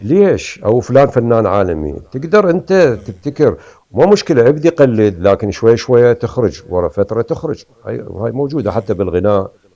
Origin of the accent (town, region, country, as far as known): Iraq; moved away as an adult; also born or lived in Kharkiv, Ukraine; now in Canada